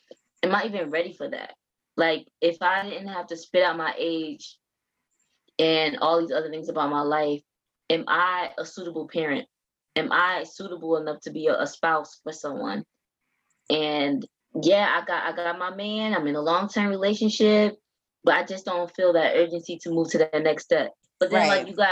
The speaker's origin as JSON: {"language": "English", "region": "the South", "country": "United States", "said": "I'm from the South. So if you're not married by your mid-20s, what are you doing with your life?"}